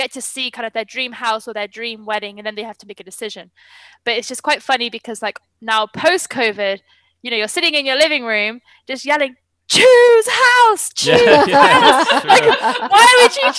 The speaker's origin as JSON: {"language": "English", "country": "United Kingdom", "said": "I am British as well"}